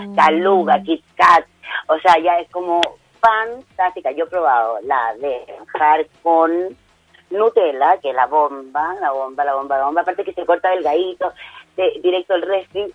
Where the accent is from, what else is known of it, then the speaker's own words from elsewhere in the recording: Chile; nosotros siempre igual como chilenos